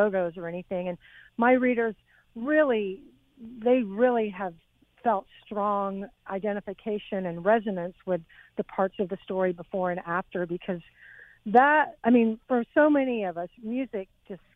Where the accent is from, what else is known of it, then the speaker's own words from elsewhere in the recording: Texas, United States; moved away as an adult; also born or lived in England / Los Angeles; I came from Texas.